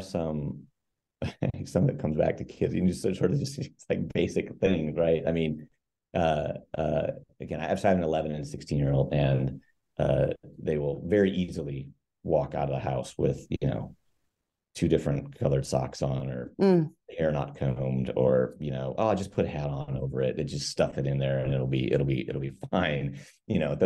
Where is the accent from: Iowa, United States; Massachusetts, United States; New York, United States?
Iowa, United States; moved away as an adult; also born or lived in Minneapolis, Minnesota; now in Seattle, United States; born and raised in Iowa, small river town, southeast corner of the state